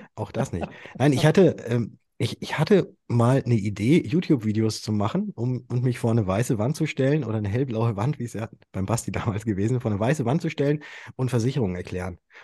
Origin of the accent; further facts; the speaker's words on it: Würzburg, Bavaria, Germany; ich komme aus Würzburg